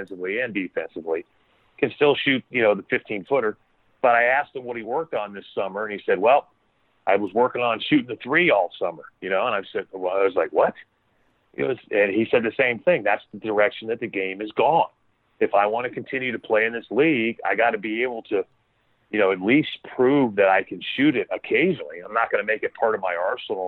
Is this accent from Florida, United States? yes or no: yes; Florida, United States; I grew up in Florida